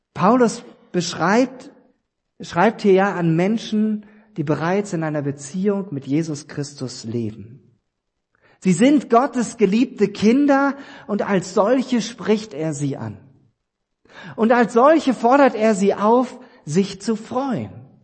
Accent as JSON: {"language": "German", "region": "East Germany", "country": "Germany", "tie": "born or raised there", "said": "ich bin ja ein Ossi gebürtig"}